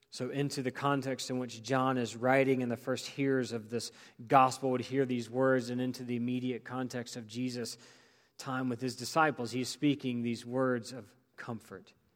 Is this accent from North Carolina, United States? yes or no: yes; Greensboro, North Carolina, United States; growing up in Greensboro